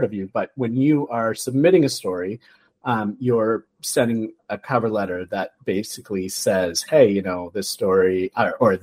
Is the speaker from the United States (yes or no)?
no; Canada; we're Canadian